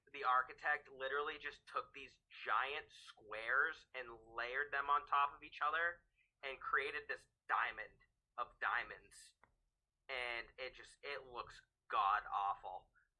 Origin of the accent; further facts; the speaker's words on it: New England, United States; growing up in New England and going to Fenway Park